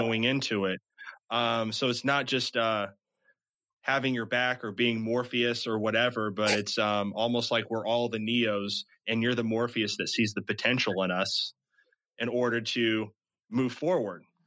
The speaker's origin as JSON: {"language": "English", "region": "Midwest", "country": "United States", "said": "I'm from the Midwest"}